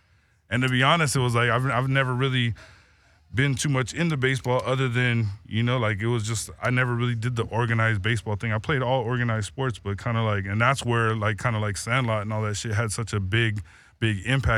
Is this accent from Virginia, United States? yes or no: no; Compton, California, United States; I come from that culture. I'm from Compton. So, oddly enough, you said Philly's hat because that's the neighborhood we grew up in.